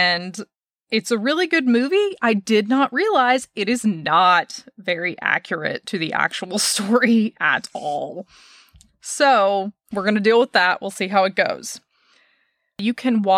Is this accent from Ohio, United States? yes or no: no; Dallas, Texas, United States; I'm from Dallas.